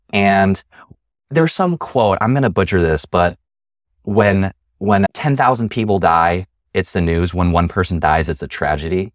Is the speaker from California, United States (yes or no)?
no; Chicagoland, Illinois, United States; growing up in Chicagoland